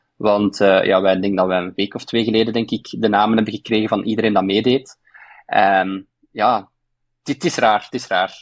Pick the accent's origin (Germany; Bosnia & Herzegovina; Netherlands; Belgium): Belgium